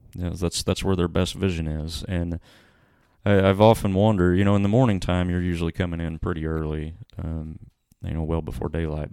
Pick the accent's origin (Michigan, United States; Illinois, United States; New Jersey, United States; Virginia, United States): Illinois, United States; Freeman Spur; growing up in Freeman's Spur